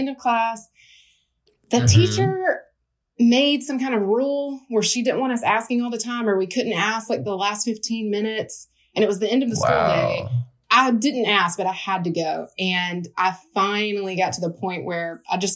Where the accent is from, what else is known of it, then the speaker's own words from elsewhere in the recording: Alabama, United States; now in Charlotte, United States; I grew up in Alabama.